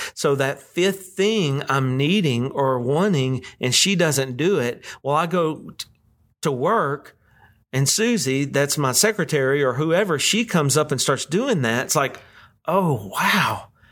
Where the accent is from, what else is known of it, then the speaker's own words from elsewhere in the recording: West Monroe, Louisiana, United States; we're, we're from West Monroe, Louisiana.